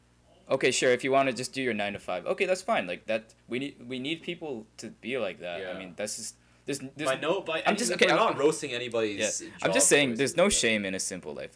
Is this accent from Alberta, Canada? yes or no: yes; Calgary, Alberta, Canada; we're from Calgary, so a lot of people are like, yes, I want to do engineering, I want to work in oil and gas